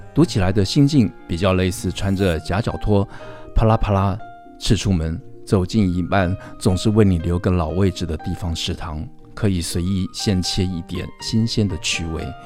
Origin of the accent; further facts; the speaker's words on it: Taipei, Taiwan; 我是在一个台北市长大的本省的嗯。小孩，应该讲，呃，福建语，我闽南语的小孩